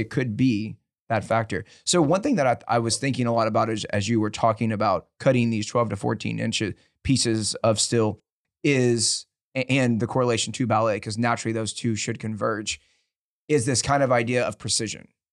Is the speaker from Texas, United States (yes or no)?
yes; Dickinson, Texas, United States; born or raised there